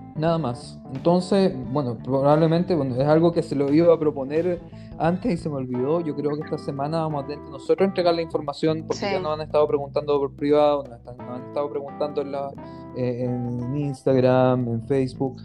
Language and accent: Spanish; Chile; now in Israel; nosotros como comunidad chilena de Israel